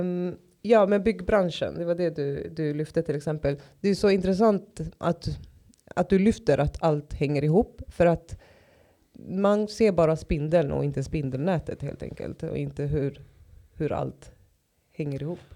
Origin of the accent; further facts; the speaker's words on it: Stockholm, Stockholm County, Sweden; jag är uppväxt i Tensta och Rinkeby